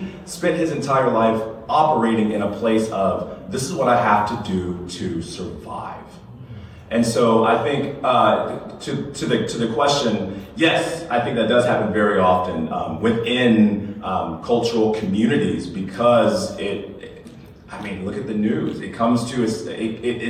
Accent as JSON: {"language": "English", "town": "Lexington", "region": "South Carolina", "country": "United States", "tie": "born or raised there", "said": "I grew up in Lexington, South Carolina"}